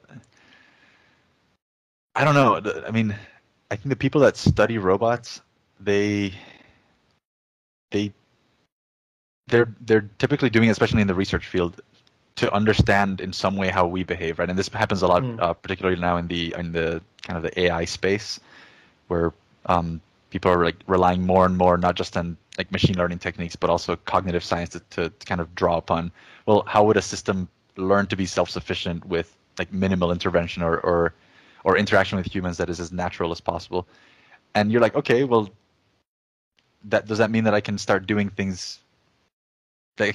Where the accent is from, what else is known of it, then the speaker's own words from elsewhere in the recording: Jamaica; English is a second language; moved away as an adult; also born or lived in Chile / upstate New York, United States; now in United States; I was born in Chile in South America. And when I was about 8 or 9 years old, I moved to Jamaica, which is where I did my high schooling. And that's also where I learned English